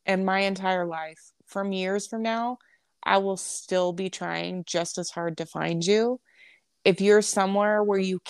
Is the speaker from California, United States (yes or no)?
yes; California, United States; now in Pinedale, United States; we're from California originally